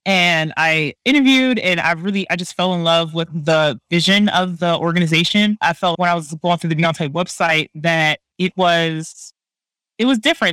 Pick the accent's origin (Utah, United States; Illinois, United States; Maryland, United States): Maryland, United States; Baltimore; now in Bay Area, United States; I live in the Bay Area, but I'm from Baltimore